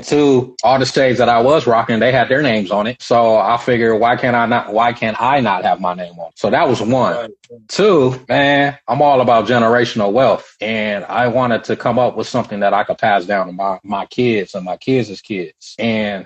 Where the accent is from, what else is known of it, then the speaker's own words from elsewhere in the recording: United States; I was born here, man. I'm a native here, but uh, both my parents are Nigeria from Nigeria